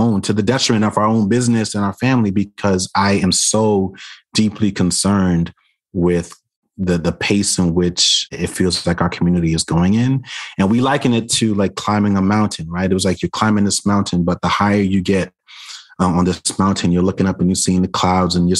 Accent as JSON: {"language": "English", "town": "New York City", "region": "New York", "country": "United States", "tie": "born or raised there", "said": "the traumas that I experienced as a kid growing up in Brooklyn"}